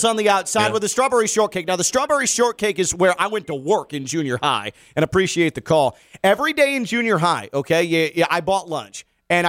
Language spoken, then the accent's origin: English; Midwest, United States; moved away; And I came from the Midwest